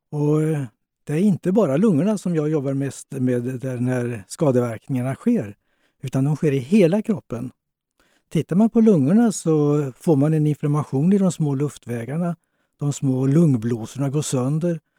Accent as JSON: {"language": "Swedish", "region": "Småland", "country": "Sweden", "said": "Fast jag är smålänning så slängde jag dem."}